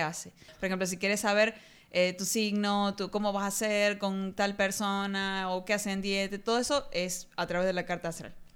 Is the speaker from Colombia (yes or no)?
no; Argentina